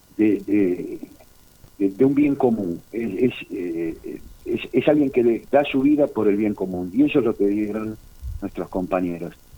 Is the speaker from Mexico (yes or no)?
no; Argentina